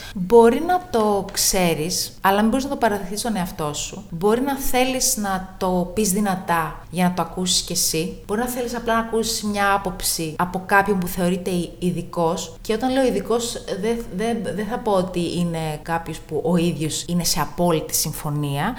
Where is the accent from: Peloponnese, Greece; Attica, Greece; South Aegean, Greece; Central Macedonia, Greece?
South Aegean, Greece; Tinos; moved away as an adult; also born or lived in Patras; είμαι από την Τίνο